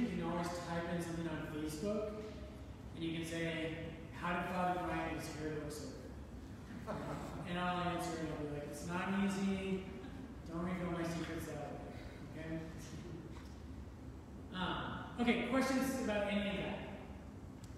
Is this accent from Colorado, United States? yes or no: yes; Colorado, United States; I grew up in Colorado